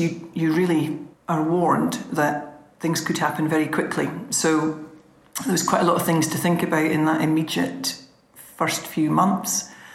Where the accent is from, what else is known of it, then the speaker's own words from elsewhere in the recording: Scottish Borders, Scotland, United Kingdom; We're both from Borders farming families.